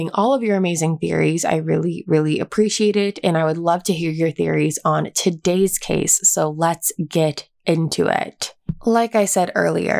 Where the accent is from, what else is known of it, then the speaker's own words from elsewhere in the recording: East Coast, United States; now in California, United States; I grew up on the East Coast